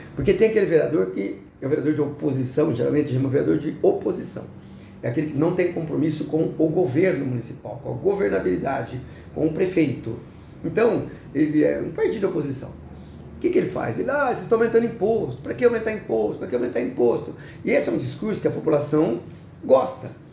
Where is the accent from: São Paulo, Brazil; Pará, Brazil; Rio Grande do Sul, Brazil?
São Paulo, Brazil; Jaborandi; moved away as an adult; also born or lived in Americana; now in São Paulo, Brazil; Mas eu não nasci americano, eu nasci numa cidadezinha do interior, pertinho de Barretos